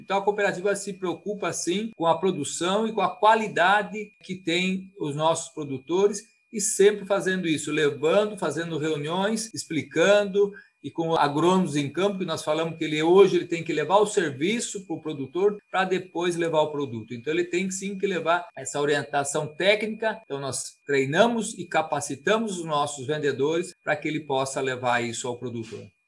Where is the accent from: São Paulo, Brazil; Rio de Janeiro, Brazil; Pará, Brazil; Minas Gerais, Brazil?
São Paulo, Brazil; Piracicaba; eu sou aqui de Piracicaba, nativão, né? Nasci no bairro Campestre